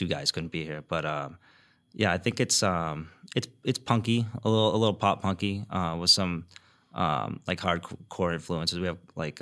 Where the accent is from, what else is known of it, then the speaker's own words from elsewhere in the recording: East Coast, United States; I grew up on the East Coast.